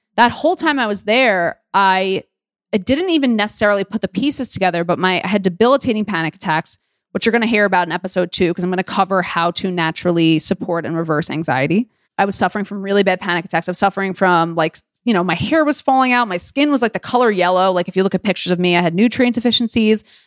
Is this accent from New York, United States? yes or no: yes; New York City, New York, United States; I was born and raised in Queens, New York, a borough girl